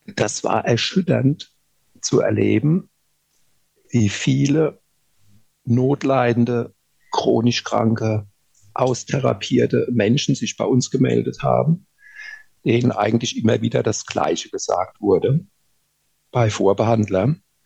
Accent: Rhineland-Palatinate, Germany; Und ich komme ja aus der Pfalz

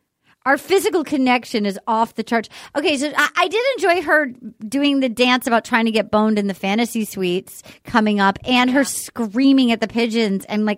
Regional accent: Little Compton, Rhode Island, United States; in my hometown in Little Compton.

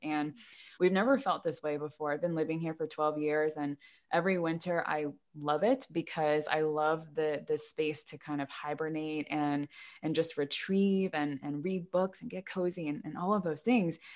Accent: United States; I grew up in America

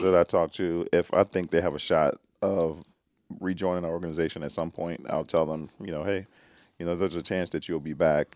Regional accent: Nashville, Tennessee, United States; moved away as an adult; also born or lived in Atlanta / British Columbia; my hometown of Nashville, Tennessee

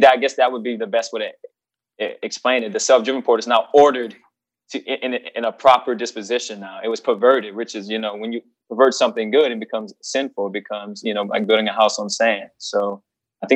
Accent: South Louisiana, United States; born and raised in South Louisiana by a single mom

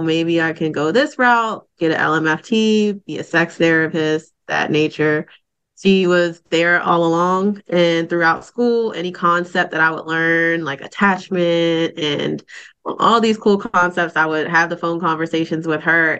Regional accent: Baltimore, Maryland, United States; now in Raleigh, United States; I actually live and work in Raleigh, North Carolina, but I was born and raised in Baltimore, Maryland

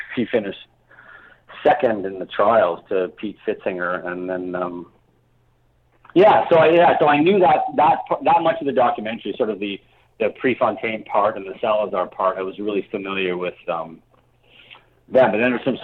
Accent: Hamilton, Ontario, Canada; I grew up in Hamilton

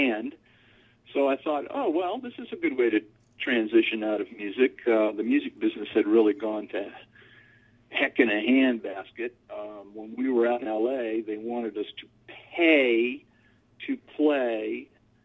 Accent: Norfolk, Virginia, United States; I grew up in Norfolk, Virginia. I'm a fourth-generation Norfolkian

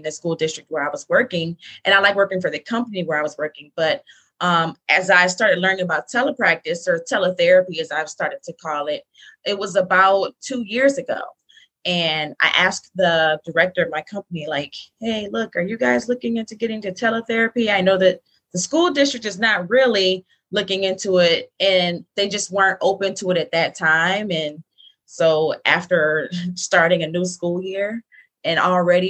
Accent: Detroit, Michigan, United States; moved away as an adult; now in Charlotte, United States; I am from Detroit. I live in Charlotte, North Carolina right now

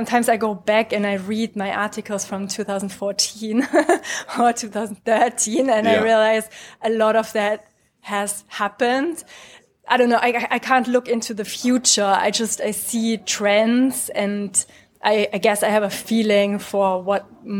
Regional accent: Germany; moved away as an adult; now in United Kingdom; I'm originally from Germany

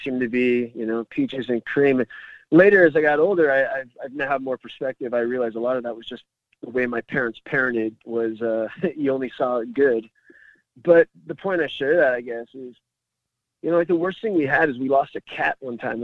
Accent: Phoenix, Arizona, United States; So I grew up in the Arcadia neighborhood

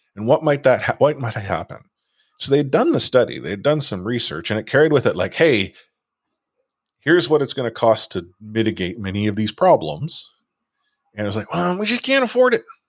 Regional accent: Vancouver, British Columbia, Canada; I'm from Vancouver

